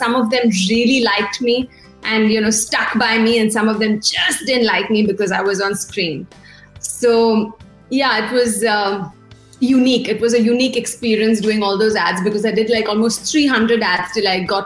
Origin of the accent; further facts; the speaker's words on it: Mumbai, Maharashtra, India; moved away as an adult; now in Perth, Australia; Born and bred in Mumbai